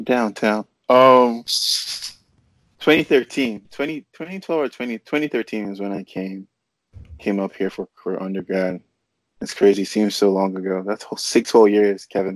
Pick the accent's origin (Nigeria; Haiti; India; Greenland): Nigeria; also born or lived in North Carolina; now in California, United States; I grew up in Nigeria